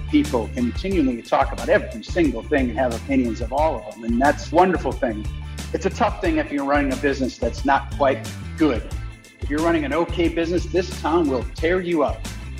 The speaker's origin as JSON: {"language": "English", "region": "Wisconsin", "country": "United States", "tie": "born or raised there", "moved": "as an adult", "lives_now": "Denver, United States", "said": "I was born in Wisconsin, though, and I was moved to Colorado in about 1992 after I graduated from University of Wisconsin."}